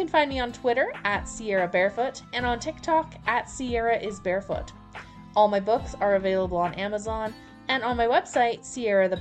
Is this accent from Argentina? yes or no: no; Cardston, Alberta, Canada; now in Edmonton, Canada; my hometown of Cardston